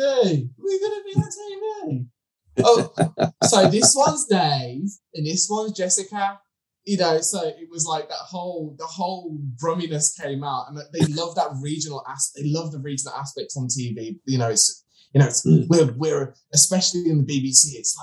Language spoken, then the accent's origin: English; Birmingham, West Midlands, United Kingdom; I was born and raised in Birmingham.